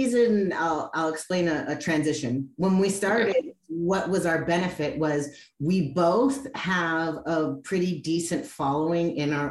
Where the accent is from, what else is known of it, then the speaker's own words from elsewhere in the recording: Cleveland, Ohio, United States; now in California, United States; I'm actually from the Midwest, I'm from Cleveland